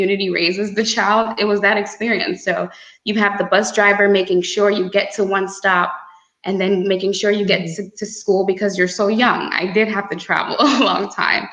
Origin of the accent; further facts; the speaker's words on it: Grand Bay, Saint Patrick, Dominica; born and raised in Dominica, Grand Bay